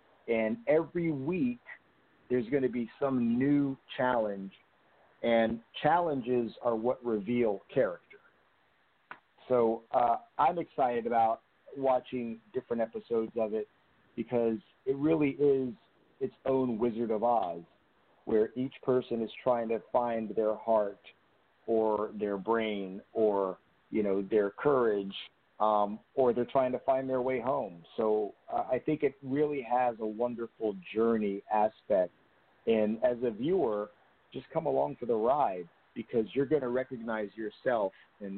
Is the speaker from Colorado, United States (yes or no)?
no; New Jersey, United States; also born or lived in New York; because I grew up in New Jersey, and I lived in New York for 16 years